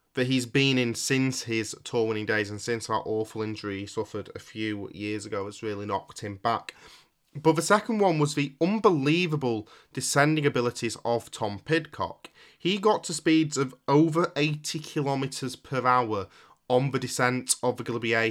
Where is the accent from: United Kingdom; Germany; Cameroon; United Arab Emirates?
United Kingdom; Yorkshire and the Humber; as a Yorkshireman